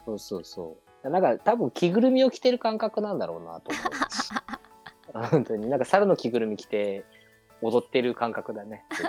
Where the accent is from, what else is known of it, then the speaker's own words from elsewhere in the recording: Hokkaido, Japan; 俺北海道出身だけど